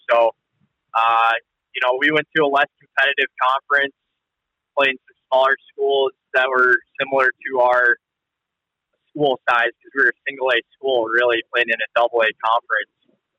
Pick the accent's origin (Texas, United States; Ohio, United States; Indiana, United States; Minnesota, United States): Minnesota, United States; St. Louis Park; also born or lived in Seoul, Korea; I grew up in St. Louis Park, like you said, a smaller suburb of Minneapolis.